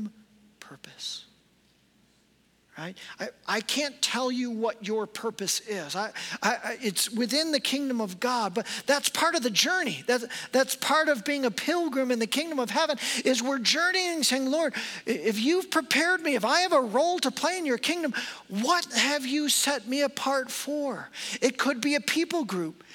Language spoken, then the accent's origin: English; United States; I'm an American pastor